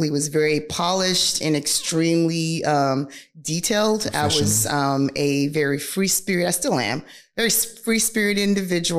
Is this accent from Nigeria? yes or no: yes; Nigeria; moved away; I was born and raised in Nigeria